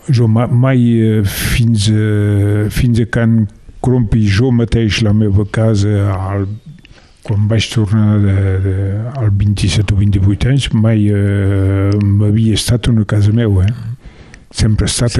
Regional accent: Le Soler, Occitania, France; also born or lived in Mas de la Garriga, Rivesaltes; jo sóc nascut al Soler

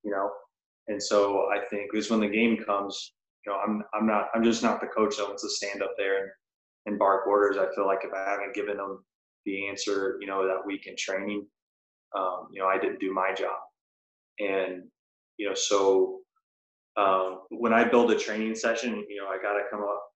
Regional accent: Birmingham, Alabama, United States; moved away as an adult; now in South Florida, United States; I grew up in Birmingham, Alabama.

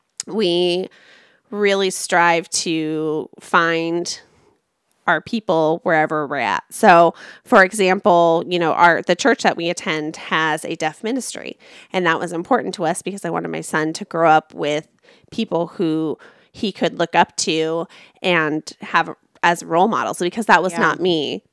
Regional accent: Orange County, California, United States; I'm from Orange County.

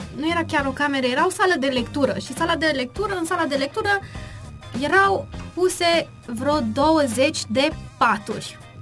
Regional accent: Târnăveni, Mureș County, Romania; vin din Târnăveni și sunt elevă a Școlii Populare de Artă din Târgu Mureș și astăzi, din inima Ardealului

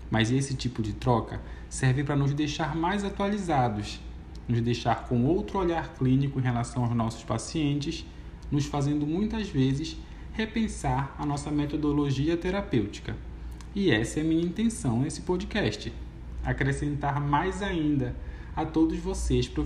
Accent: Pará, Brazil; Para quem não sabe, eu sou paraense e lá no meu estado temos uma cultura muito rica em todos os aspectos, inclusive na linguagem. Temos praticamente um dialeto próprio.

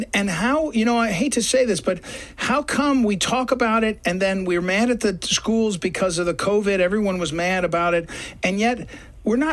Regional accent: St. Louis, Missouri, United States; I come from St. Louis

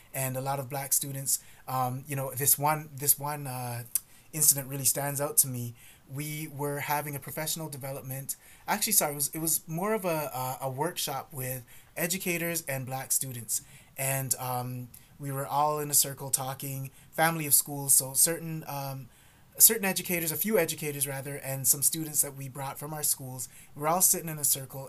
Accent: Toronto, Ontario, Canada; I was born here in Canada, in mm-hmm. Toronto.

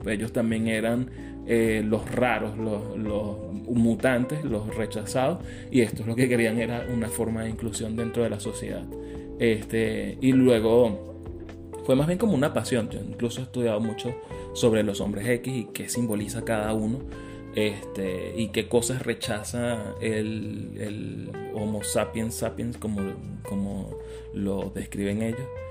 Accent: Caracas, Capital District, Venezuela; Yo soy caraqueño de Katia

